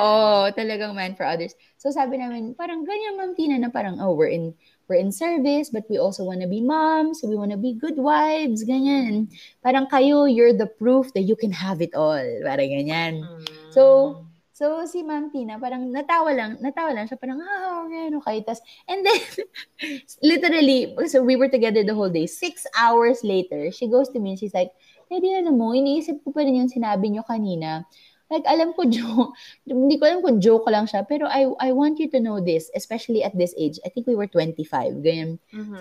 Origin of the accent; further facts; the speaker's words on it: Philippines; us Filipinos